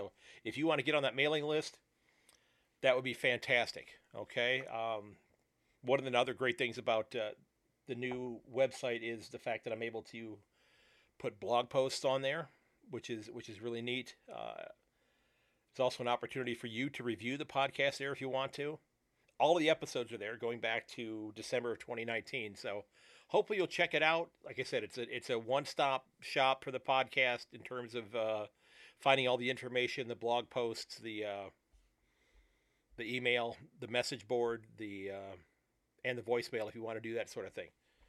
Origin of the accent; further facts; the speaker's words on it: Sandusky, Ohio, United States; from Sandusky, Ohio